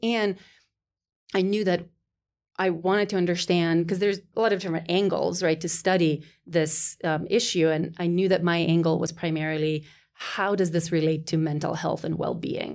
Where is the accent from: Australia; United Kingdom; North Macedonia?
North Macedonia; moved away as an adult; as I was growing up in Macedonia through college, uh, 'cause I, right, did my college there